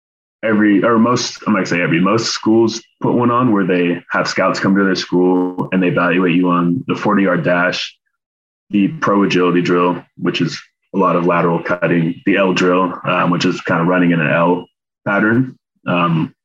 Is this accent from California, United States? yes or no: yes; Davis, California, United States; I'm from Davis. My parents live here. So I just moved back in with them.